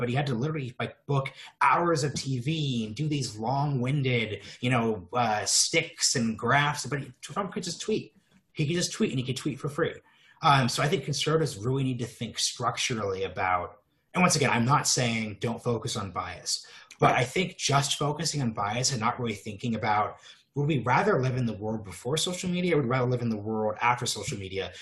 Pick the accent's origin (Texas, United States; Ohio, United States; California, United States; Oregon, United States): Oregon, United States; I'm from Oregon